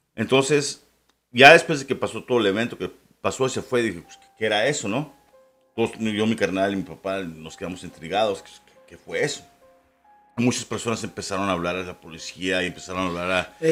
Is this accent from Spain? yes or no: no; Ciudad Juárez, Chihuahua, Mexico; also born or lived in El Paso, Texas, United States; yo soy nacido en El Paso. Este, y, pero me crié en Juárez